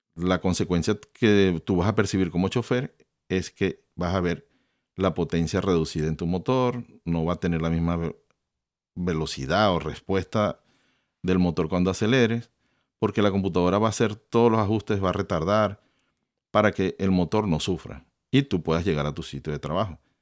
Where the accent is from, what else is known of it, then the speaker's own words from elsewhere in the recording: Venezuela; yo soy de Venezuela